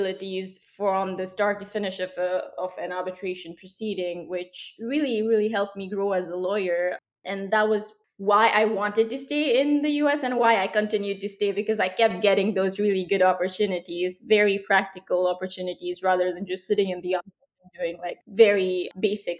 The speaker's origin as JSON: {"language": "English", "country": "India", "tie": "born or raised there", "moved": "as an adult", "lives_now": "United States", "said": "I grew up in India. I moved to the US only when I was 21."}